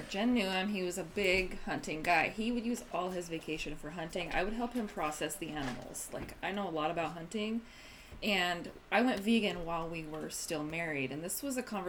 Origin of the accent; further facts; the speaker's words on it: Eastern Oregon, United States; I grew up in Eastern Oregon